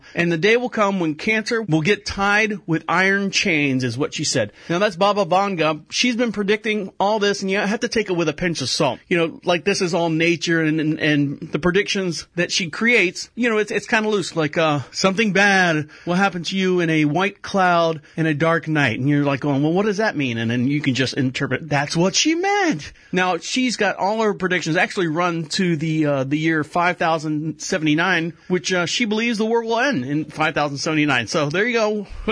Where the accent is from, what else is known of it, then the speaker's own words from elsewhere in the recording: Florida, United States; I'm from Florida